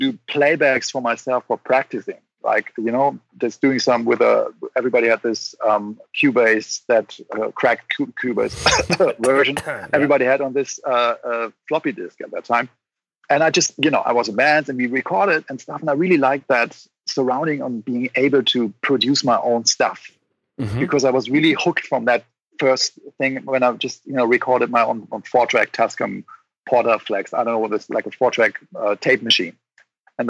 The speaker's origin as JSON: {"language": "English", "area": "Rhine-Main area near Mainz", "region": "Rhineland-Palatinate", "country": "Germany", "tie": "born or raised there", "moved": "as an adult", "lives_now": "Berlin, Germany", "said": "I grew up in the Rhine-Main area near Mainz, Germany"}